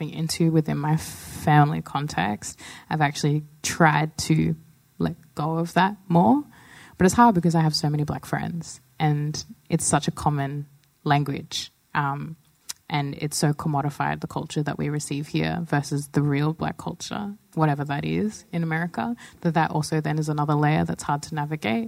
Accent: Pinjarra, Western Australia, Australia; I grew up in WA in the South Coast, about an hour south of Perth and 30 minutes inland, right near Pinjarra

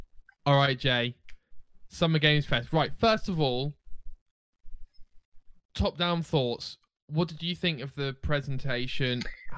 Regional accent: United Kingdom; We're British, maybe?

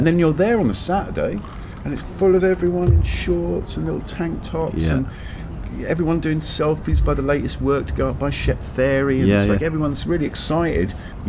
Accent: London, United Kingdom; Northwest London.

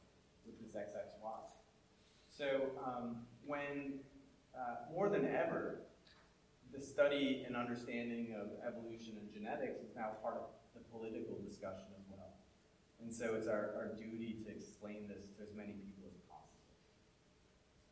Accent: New York City, New York, United States; also born or lived in Montreal / North India; my family's North Indian, but you wouldn't know that I was born in Montreal or that I grew up in New York City.

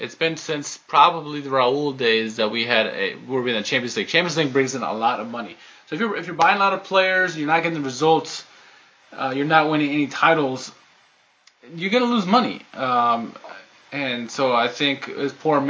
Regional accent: United States; we're American

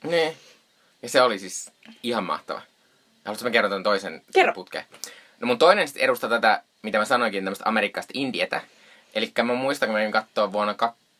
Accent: Joensuu, North Karelia, Finland; moved away; tuolla kotopuolessa Joensuussa

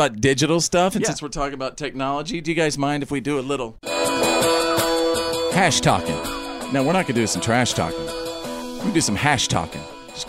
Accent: North Texas, United States; when I was growing up in North Texas, we always had our tornado warning drills.

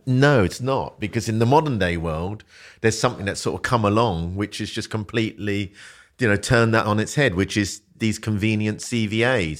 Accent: London, United Kingdom; also born or lived in Malaysia; growing up in South London when I was a kid

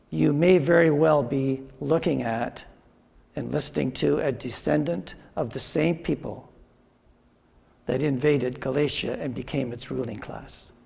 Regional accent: Drayton, Ontario, Canada; I grew up in Drayton, and me and another guy in my class we started going to university at uh, Waterloo

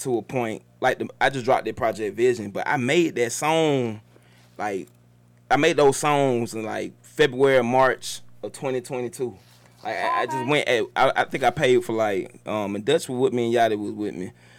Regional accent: Jamaica; Hey, I'm Jamaican and Guyanese, so you start talking.

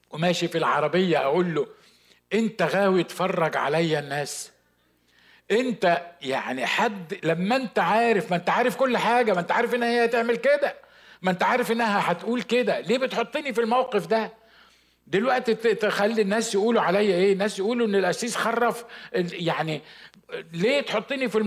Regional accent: Upper Egypt, Egypt; وعلى فكره انا صعيدي يعني كنت هقعد في الاوضه دي لغايه ما هو هيجاوبني

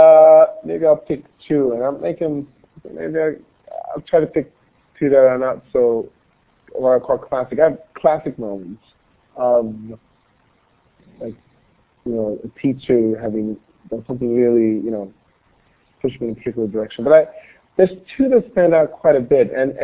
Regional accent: Gothenburg, Västra Götaland, Sweden; when I grew up in Sweden in Gothenburg, it was a very homogeneous society.

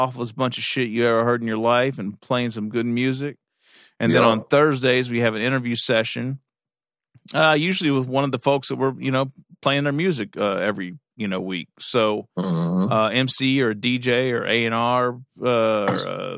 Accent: Kentucky, United States; I'm from Kentucky.

